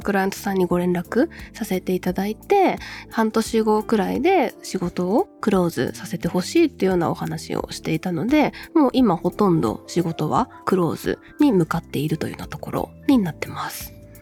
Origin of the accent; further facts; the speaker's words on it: Wakayama countryside, Japan; moved away as an adult; also born or lived in Tokyo; 和歌山の田舎から出てきたばかり